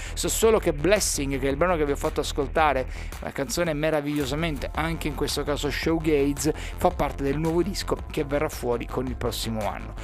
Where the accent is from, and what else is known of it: Sicily, Italy